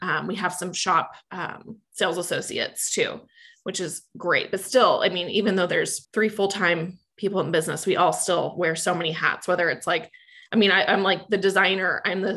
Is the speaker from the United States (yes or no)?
yes; Manhattan, Kansas, United States; now in Kansas City, United States; I grew up in Manhattan, Kansas, and my family has a ranch outside of Manhattan